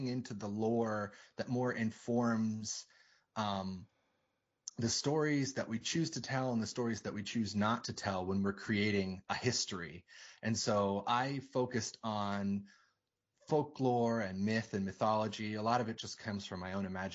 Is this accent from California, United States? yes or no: no; Port Townsend, Washington, United States; growing up in Port Townsend as a young kid in the 90s